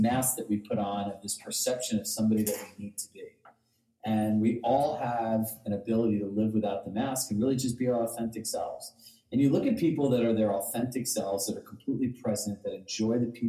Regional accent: Larchmont, New York, United States; moved away as an adult; also born or lived in Westchester; now in Westport, United States; I grew up in Larchmont

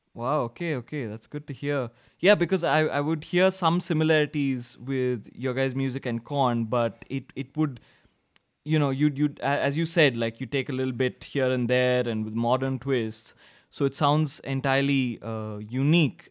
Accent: India; I'm from India

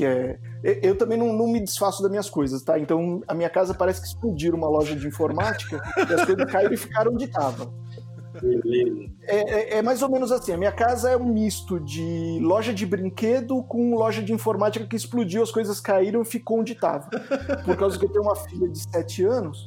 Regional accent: São Paulo, Brazil; eu sou, eu sou de São Paulo, tô aqui na Moca

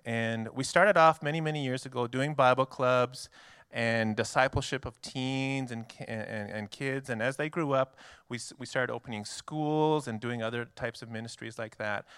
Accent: Canada; moved away as an adult; now in United States; I am Canadian. So I'm actually a foreign missionary to your country.

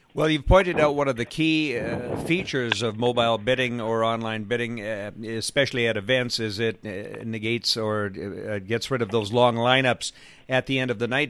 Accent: Edmonton, Alberta, Canada; now in Victoria, Canada; I'm originally from Edmonton, now living in Victoria

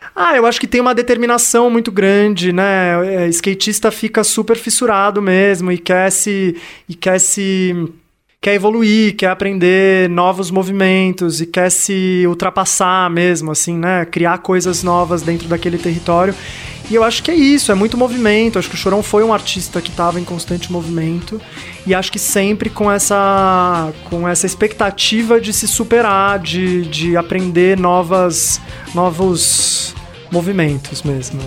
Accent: Santos, São Paulo, Brazil; eu cresci em Santos

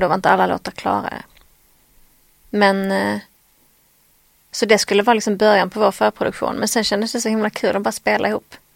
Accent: Skåne, Sweden; accent: Scanian (skånska); min skånska ibland blir så konstig

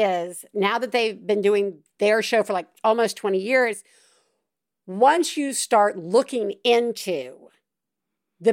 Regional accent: the South, United States; I'm from the South

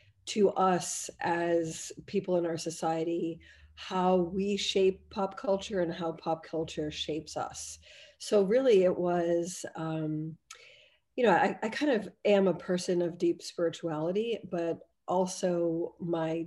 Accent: Boston, Massachusetts, United States; moved away as an adult; also born or lived in Cambridge, England / Oshawa, Canada; now in Canada; I grew up in Boston

